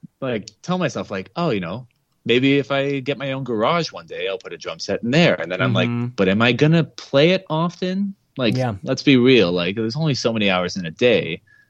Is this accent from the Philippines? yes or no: no; Mississauga, Ontario, Canada; I grew up in Mississauga, actually, just outside of Toronto.